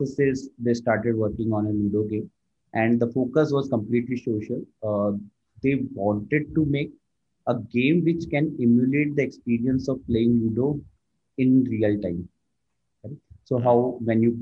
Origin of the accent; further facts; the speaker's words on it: India; I born and brought up in India. Right now, I'm working in Bangalore